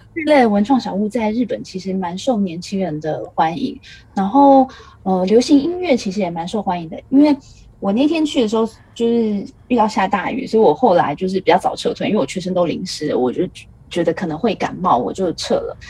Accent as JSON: {"language": "Chinese", "country": "Taiwan", "moved": "as an adult", "lives_now": "Tokyo, Japan", "said": "我一个台湾人"}